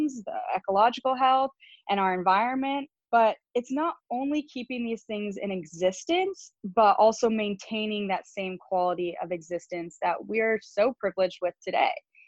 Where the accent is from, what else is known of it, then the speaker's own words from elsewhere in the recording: Chicago, Illinois, United States; moved away as an adult; also born or lived in California; now in Nashville, United States; I grew up in Chicago